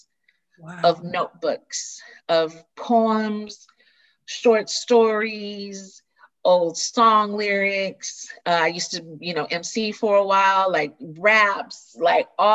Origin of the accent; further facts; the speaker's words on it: the South, United States; growing up in the theater, growing up in the South